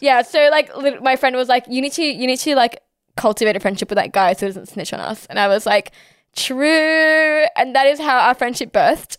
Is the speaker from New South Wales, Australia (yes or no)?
yes; Sydney, New South Wales, Australia; I'm Pakistani ethnically, but born and raised here in Sydney, Australia